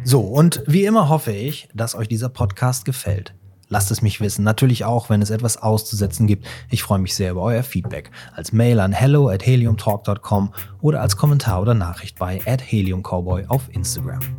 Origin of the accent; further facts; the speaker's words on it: Cologne, North Rhine-Westphalia, Germany; als Kölner kommt man ja so selten nach Düsseldorf, ne?